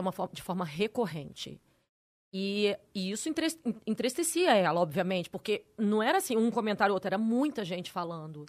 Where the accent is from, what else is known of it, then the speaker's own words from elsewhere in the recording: Campos dos Goytacazes, Rio de Janeiro, Brazil; now in São Paulo, Brazil; Na minha escola em Campos, eu sou de Campos Goitacazes.